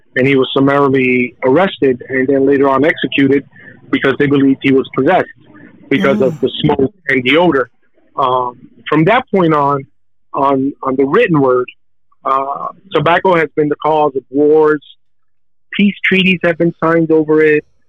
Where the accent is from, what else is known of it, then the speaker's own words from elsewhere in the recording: United States; I was born in the United States